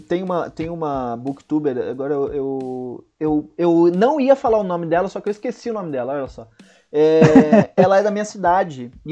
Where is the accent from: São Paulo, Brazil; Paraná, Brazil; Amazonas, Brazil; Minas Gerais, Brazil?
São Paulo, Brazil; Santos; Santos, isso.